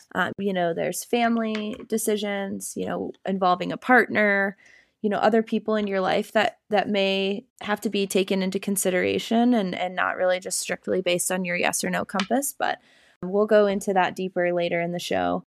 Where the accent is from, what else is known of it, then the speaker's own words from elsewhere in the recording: Cedar Rapids, Iowa, United States; moved away as an adult; also born or lived in New Hampshire / Vermont / Denver, Colorado; now in Colorado, United States; I would call Cedar Rapids, Iowa, my hometown. I grew up there